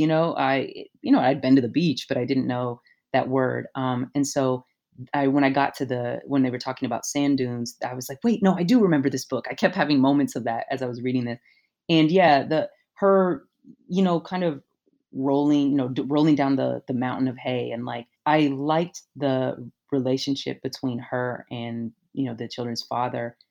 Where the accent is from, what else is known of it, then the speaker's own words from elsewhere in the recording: Louisville, Kentucky, United States; I grew up in Kentucky in, you know, not a rural area. I was in Louisville still